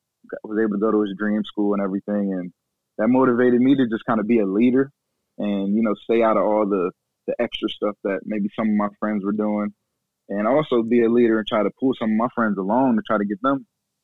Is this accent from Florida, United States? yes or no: no; Delaware, United States; I was from Delaware